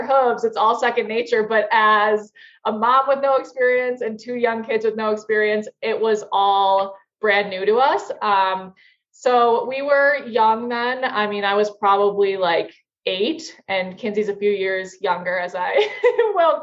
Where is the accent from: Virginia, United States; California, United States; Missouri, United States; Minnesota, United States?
Minnesota, United States; now in Denver, United States; we grew up in Minnesota